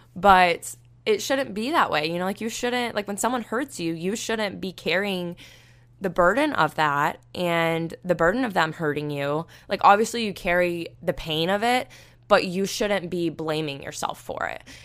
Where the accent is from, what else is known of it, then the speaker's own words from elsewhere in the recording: Panama City Beach, Florida, United States; moved away; I'm from Panama City Beach, and it's literally a beautiful place